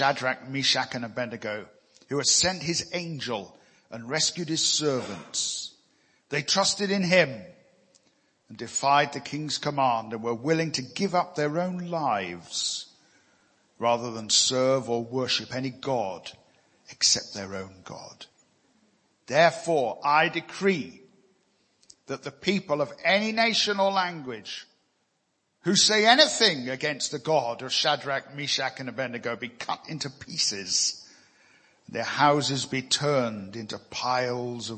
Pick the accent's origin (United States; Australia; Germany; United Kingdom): United Kingdom; I'm a British citizen.